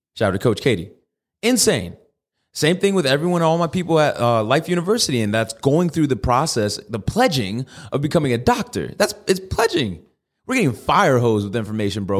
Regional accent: Connecticut, United States; now in Tucson, United States; I'm from Connecticut

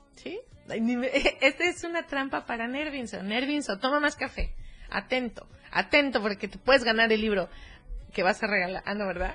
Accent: Cuernavaca, Morelos, Mexico; yo soy de Cuernavaca

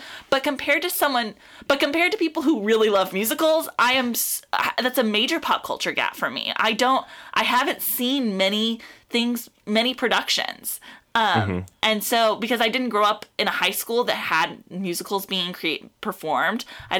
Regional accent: South Texas, United States; born or raised there; moved away

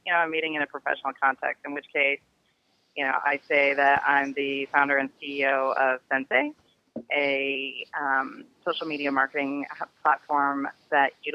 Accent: Detroit, Michigan, United States; now in Silicon Valley, United States; growing up in Detroit, I was also, the minority in that I was white

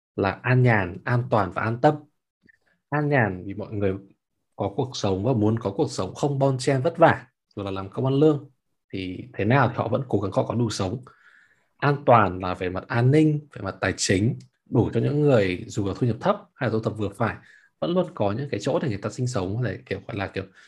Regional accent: Hanoi, Vietnam; moved away as an adult; now in Berlin, Germany; tớ từ bỏ cái việc mà tớ ở Hà Nội

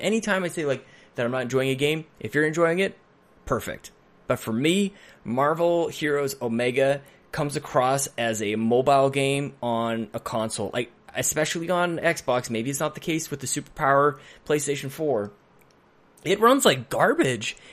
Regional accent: Edmonton, Alberta, Canada; I grew up on North, in Northside Edmonton

